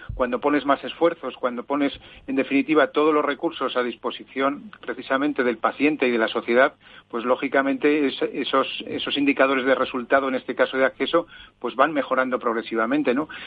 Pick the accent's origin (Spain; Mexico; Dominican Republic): Spain; Zaragoza, Aragon; moved away; en mi tierra